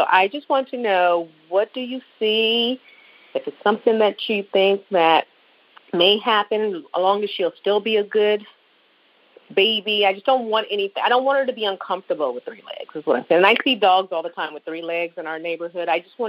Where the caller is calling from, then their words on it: Buffalo, New York, United States; Hi, I was calling you from Buffalo, New York again